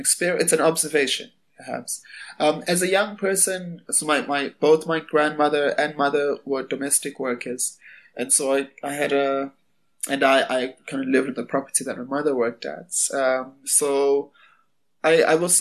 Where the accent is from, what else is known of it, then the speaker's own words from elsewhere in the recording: Durban, KwaZulu-Natal, South Africa; I was born in Durban. My family is from a place called Greytown